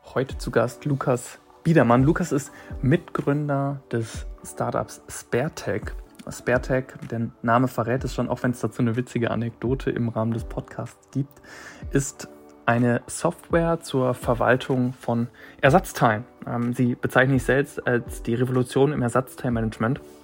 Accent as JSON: {"language": "German", "town": "Bielefeld", "region": "North Rhine-Westphalia", "country": "Germany", "said": "das darf ich als Bielefelder sagen"}